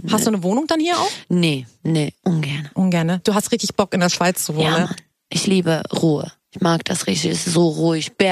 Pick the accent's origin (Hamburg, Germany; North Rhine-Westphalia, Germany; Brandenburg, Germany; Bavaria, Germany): Hamburg, Germany; now in Berlin, Germany; Das ist meine, meine Heimatstadt.